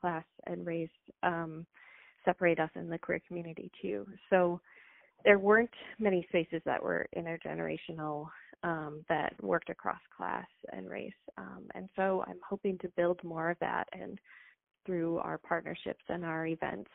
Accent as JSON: {"language": "English", "town": "Minneapolis", "region": "Minnesota", "country": "United States", "tie": "born or raised there", "said": "I grew up in Northeast Minneapolis"}